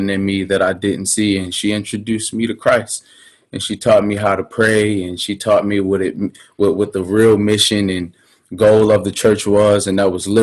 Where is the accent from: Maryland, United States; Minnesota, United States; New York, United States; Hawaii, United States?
Maryland, United States; Baltimore; I'm originally from West Baltimore, Maryland